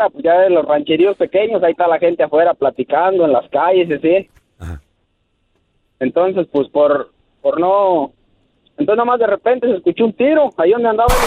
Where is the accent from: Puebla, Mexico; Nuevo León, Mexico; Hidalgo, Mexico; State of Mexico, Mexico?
Hidalgo, Mexico; Pisaflores; Soy acá de la sierra de, de, Hidalgo, de Pisaflores.